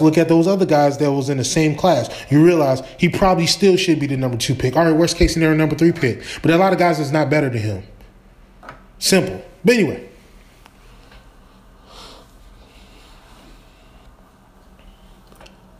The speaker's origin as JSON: {"language": "English", "region": "Wisconsin", "country": "United States", "moved": "yes", "lives_now": "Los Angeles, United States", "said": "I'm from Wisconsin."}